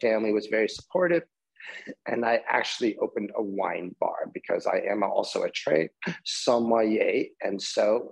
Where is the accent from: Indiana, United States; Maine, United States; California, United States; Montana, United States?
California, United States; Orange County; also born or lived in Israel / New York; I grew up in Orange County